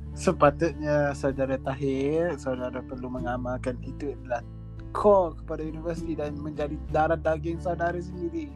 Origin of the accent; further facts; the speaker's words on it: Malaysia; kita sebagai rakyat Malaysia